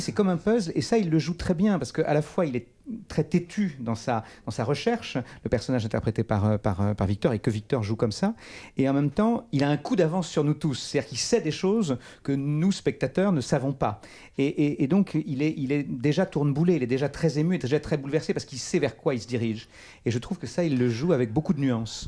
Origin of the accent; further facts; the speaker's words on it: Charente, Nouvelle-Aquitaine, France; là où je suis né, là où j'ai grandi